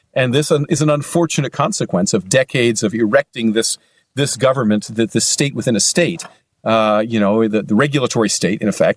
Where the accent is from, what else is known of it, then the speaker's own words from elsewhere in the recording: Pennsylvania, United States; now in Wisconsin, United States; Pennsylvania, which is actually my home state. although I now live in Wisconsin